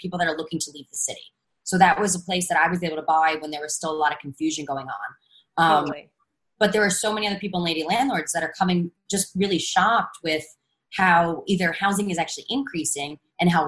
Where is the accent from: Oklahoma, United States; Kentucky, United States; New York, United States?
New York, United States; I'm a New Yorker